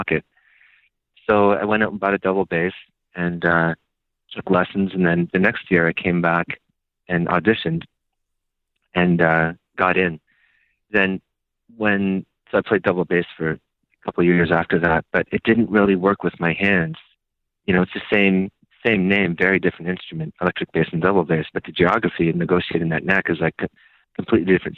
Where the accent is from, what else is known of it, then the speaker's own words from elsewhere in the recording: outside Toronto, Ontario, Canada; moved away as an adult; also born or lived in Rochester, New York / New York City; now in United States; I'm originally from a city outside of Toronto, Ontario, Canada. And I was there until I was about 25.